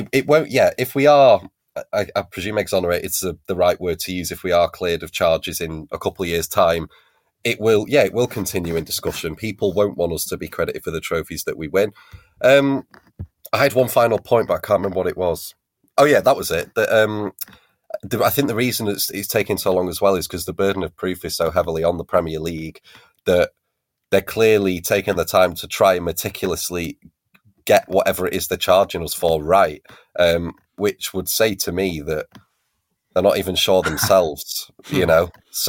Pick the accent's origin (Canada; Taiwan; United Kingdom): United Kingdom; Stockport, North West England; I'm 24 from Stockport.